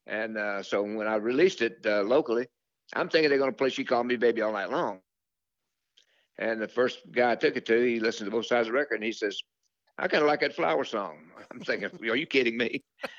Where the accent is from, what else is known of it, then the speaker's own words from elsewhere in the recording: Louisiana, United States; But we grew up together in Louisiana together, me and Jimmy and Jerry.